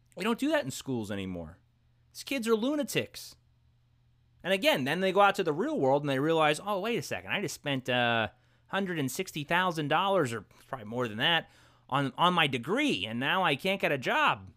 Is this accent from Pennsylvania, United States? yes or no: no; New York City, New York, United States; I grew up in Brooklyn, New York.